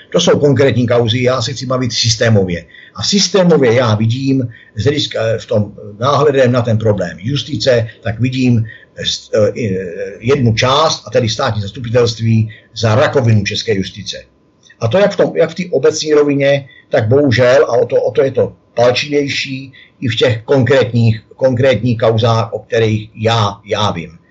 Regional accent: Mělník, Central Bohemian Region, Czechia; jsem mraveneček z Mělníka

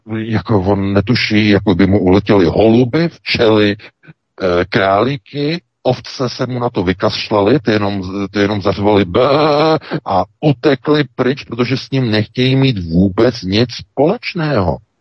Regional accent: Czechia

